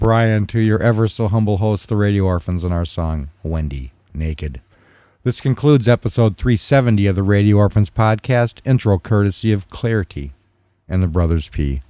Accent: Midwest, United States; We're from the Midwest.

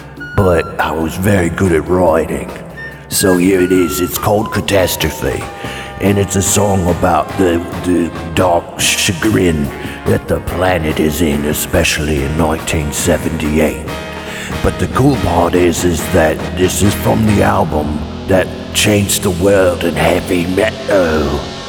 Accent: Clemson, South Carolina, United States; I come from Clemson, South Carolina.

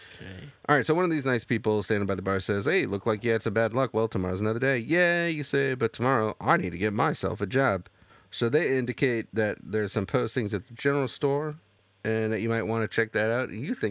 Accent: United States; as an American

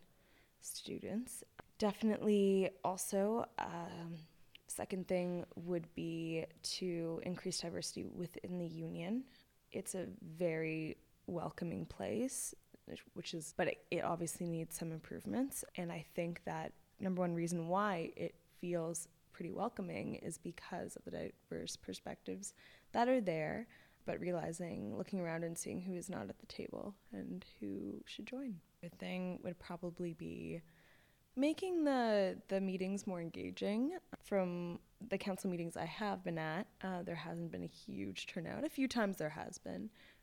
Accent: Toronto, Ontario, Canada; moved away as an adult; now in Halifax, Canada; I'm from Toronto, Ontario, and I lived near Scarborough and then went to private school

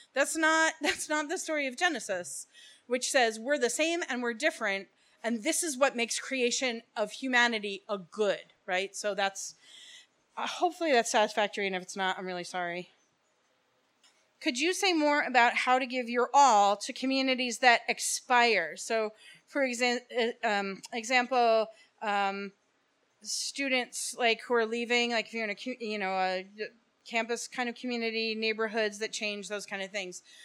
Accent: Bergen County, New Jersey, United States; moved away as an adult; now in Hillsborough, New Jersey, United States; I'm actually from Bergen County

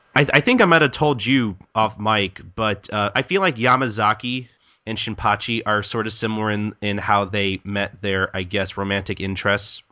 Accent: United States; I'm American and I'm English

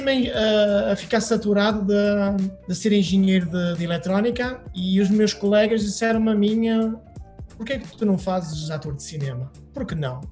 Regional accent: Portugal; moved away as an adult; also born or lived in Porto / Paris; now in Hollywood, United States; sou natural da Beira

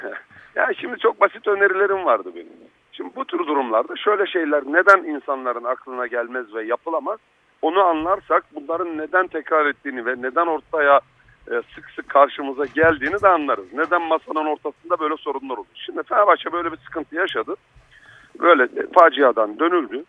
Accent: Black Sea Region, Turkey; Karadenizliyim. Ben Karadenizliyim. Yani anam, babam, kendim, oralarda doğdum, büyüdüm.

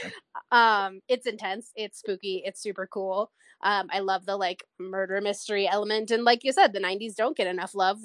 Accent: San Diego, California, United States; moved away as an adult; now in Colorado, United States; I grew up in San Diego, so San Diego Comic-Con was like my hometown

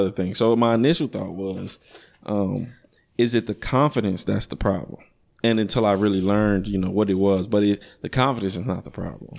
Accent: Chicago, Illinois, United States; growing up in Chicago, it, it's a very, it's a, it's a pimp heavy, pimp heavy culture

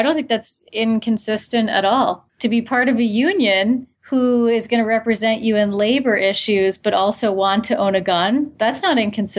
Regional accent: New York, United States; But again, I was born in New York. I'm one of these Americans you're talking about.

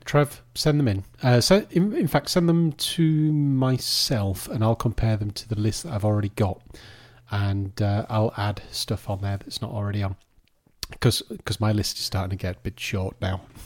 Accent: United Kingdom; with us being British

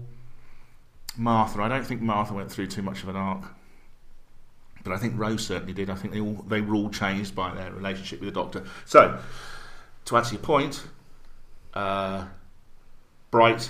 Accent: Scotland, United Kingdom; I'm Scottish

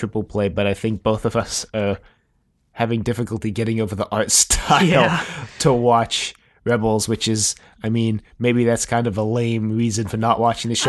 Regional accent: South Africa; accent: South African and American blend; now in United States; so that's why my accent is, I mean, it's not like strictly South African. It's like this weird kind of blend between South African and American.

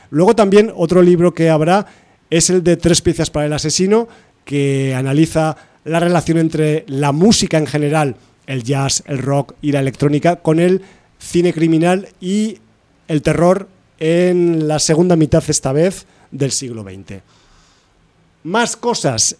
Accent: Aragon, Spain; soy de Aragón

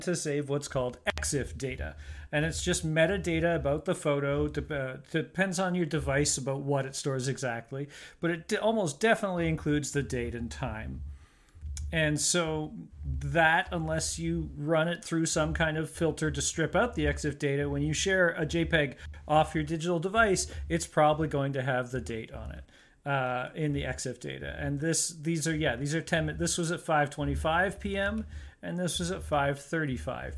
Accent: Canada; I'm Canadian and I live in Canada

